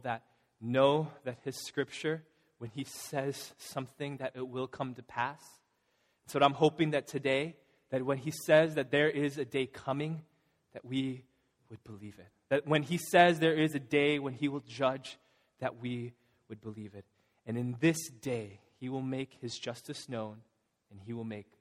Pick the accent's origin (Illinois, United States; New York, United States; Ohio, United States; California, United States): Illinois, United States; now in Massachusetts, United States; I'm from Illinois